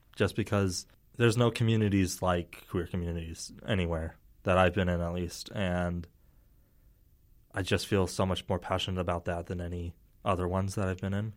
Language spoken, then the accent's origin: English; Herriman, Utah, United States; I grew up in Harriman